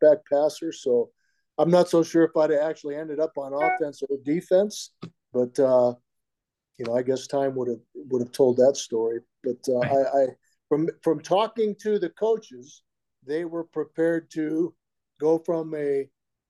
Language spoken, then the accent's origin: English; Diamond Bar, California, United States; I grew up outside of L.A. or in L.A. Even though we were in L.A. County, Diamond Bar was closer to Orange County than it was actually L.A.